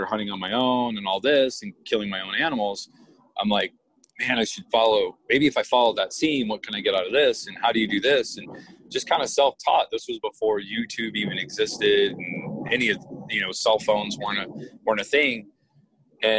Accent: Woodland Park, Colorado, United States; also born or lived in Illinois; I'm from Illinois, but I was raised at the base of Pikes Peak in Woodland Park, Colorado.

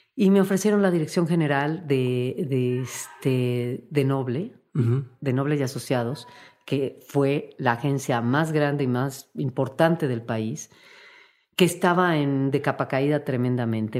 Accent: Mexico; como mexicana

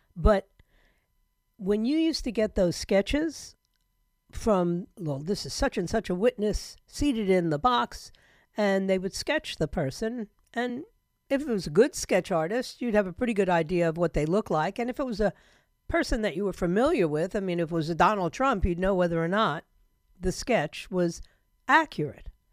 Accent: New York City, New York, United States; my hometown of New York City

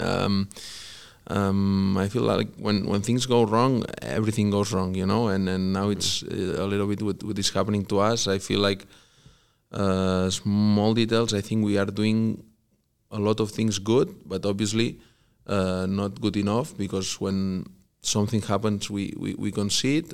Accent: Barcelona, Catalonia, Spain; born or raised there; English is a second language; moved away as an adult; also born or lived in Vigo / Mallorca; now in Kansas City, United States

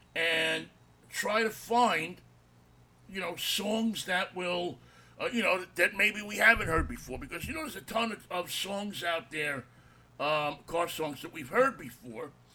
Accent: New York City, New York, United States; We grew up together in Jackson Heights.

